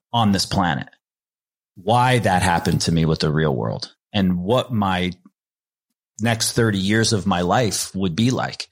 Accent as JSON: {"language": "English", "region": "New Jersey", "country": "United States", "tie": "born or raised there", "said": "my crew that I grew up with in New Jersey"}